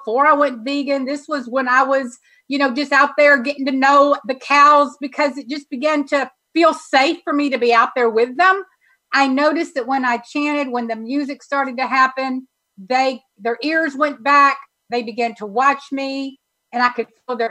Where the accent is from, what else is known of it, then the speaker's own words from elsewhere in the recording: Texas, United States; being a Texan